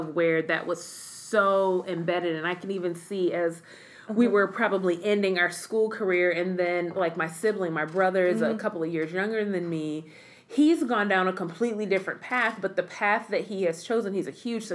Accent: Midwest, United States; moved away as an adult; I'm originally from the Midwest

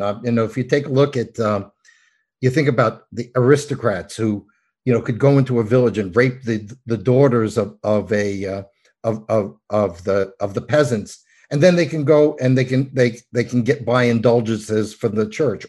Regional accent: New York, United States; I'm from New York

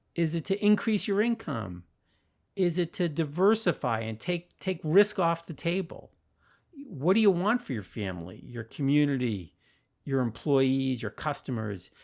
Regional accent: Sharon, Massachusetts, United States; my hometown of Sharon, Massachusetts

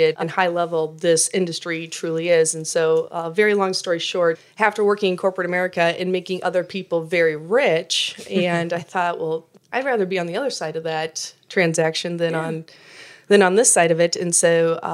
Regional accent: northern Iowa, United States; moved away as an adult; now in Kansas City, United States; I originally grew up in northern Iowa, grew up in a very small town

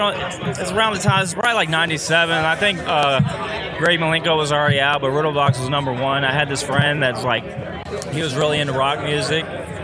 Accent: Virginia, United States; I'm from Virginia.

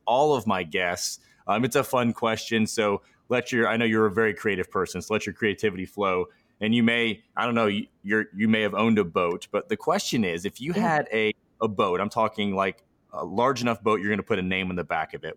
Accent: Midwest, United States; I grew up in the Midwest

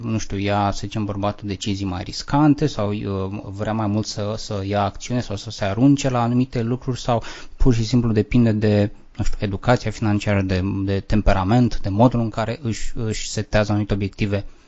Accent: Romania; noi suntem ca români

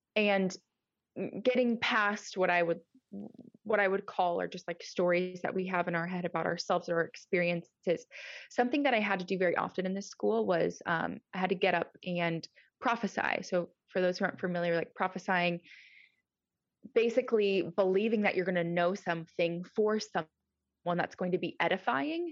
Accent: Nebraska, United States; also born or lived in California; now in Georgia, United States; I am originally from Nebraska, um, good old Midwest

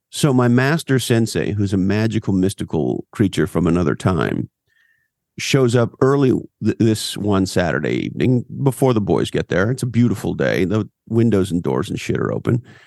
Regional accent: Montreal, Quebec, Canada; now in California, United States; I grew up on the East Coast, Montreal, Canada.

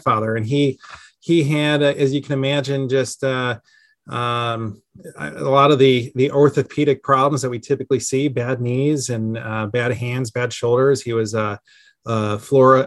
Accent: Chicago, Illinois, United States; now in Columbus, United States; I grew up outside of Chicago in some of the suburbs

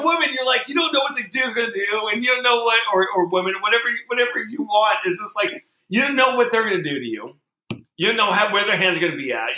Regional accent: Portland, Oregon, United States; I'm from Portland, Oregon

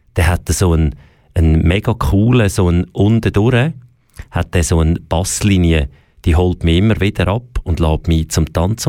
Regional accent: Switzerland; bei uns in der Schweiz

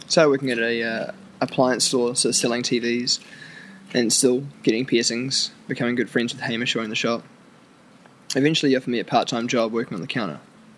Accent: New Zealand; I'm a Kiwi. True blue. True blue deep.

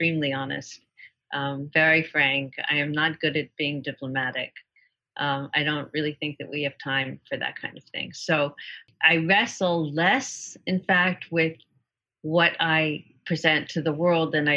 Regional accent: New York City, New York, United States; I came from New York City. I grew up on the Upper East Side.

